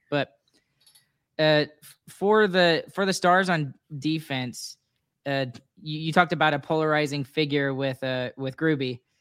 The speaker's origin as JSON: {"language": "English", "region": "Texas", "country": "United States", "said": "I'm from Texas"}